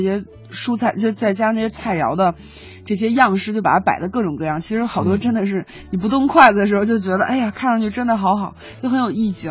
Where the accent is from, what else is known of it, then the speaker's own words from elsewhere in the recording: Huaibei, Anhui, China; now in Beijing, China; 这就是我的老家，啊。淮北的特产